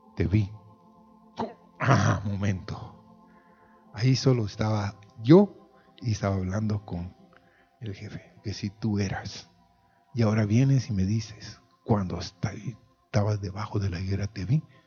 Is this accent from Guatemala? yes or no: yes; Guatemala; como decimos en Guatemala